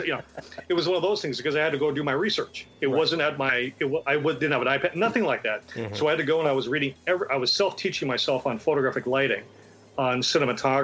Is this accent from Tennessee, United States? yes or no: no; Minot, North Dakota, United States; I grew up in Minot, North Dakota